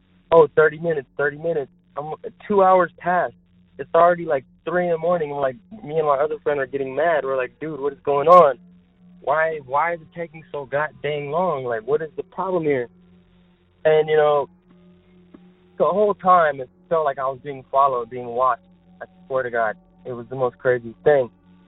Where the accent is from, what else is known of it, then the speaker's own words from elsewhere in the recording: Texas, United States; I'm from Texas, and I've been here for 7 years, and my friends came. I was with my friends that are also from Texas